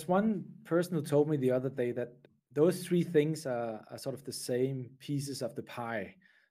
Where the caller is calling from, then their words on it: Switzerland; So basically, I'm calling in from Switzerland today.